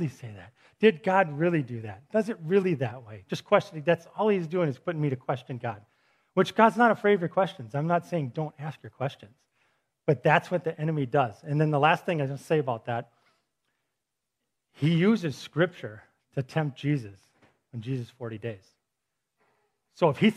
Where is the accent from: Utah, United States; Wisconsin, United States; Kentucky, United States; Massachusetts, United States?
Wisconsin, United States; Milwaukee; I'm from Milwaukee